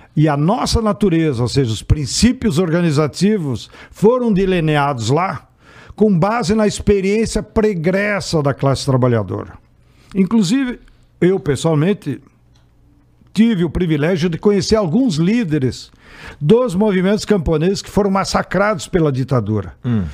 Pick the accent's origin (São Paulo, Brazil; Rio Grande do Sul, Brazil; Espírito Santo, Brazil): Rio Grande do Sul, Brazil; born or raised there